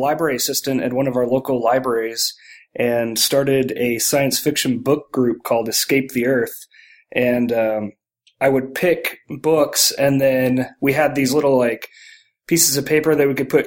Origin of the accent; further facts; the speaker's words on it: San Antonio, Texas, United States; I grew up here in San Antonio, Texas